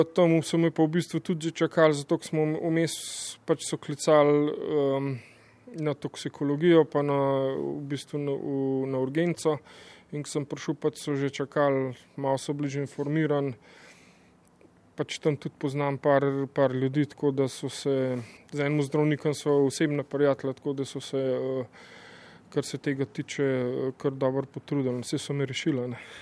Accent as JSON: {"language": "Slovenian", "town": "Tržič", "region": "Upper Carniola", "country": "Slovenia", "said": "iz Tržiča"}